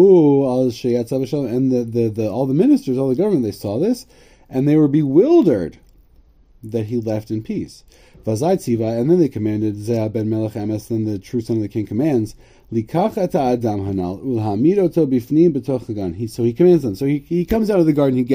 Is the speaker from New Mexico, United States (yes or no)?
no; Connecticut, United States; I'm from Connecticut, so I have anti-monarchism sort of in my blood